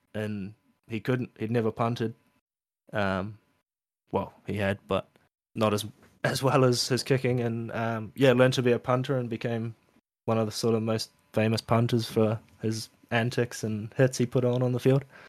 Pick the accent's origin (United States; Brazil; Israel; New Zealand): New Zealand; Auckland; moved away as an adult; now in Queensland, Australia; I was born in New Zealand, um, in Auckland, and m, parents were sailors